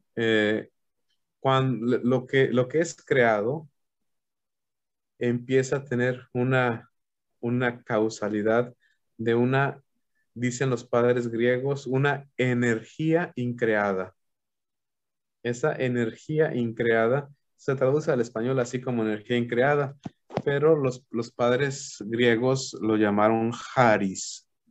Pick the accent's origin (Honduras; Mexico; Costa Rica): Mexico; Aguascalientes; moved away as an adult; now in Cozumel, Mexico; yo soy originario de la ciudad de Aguascalientes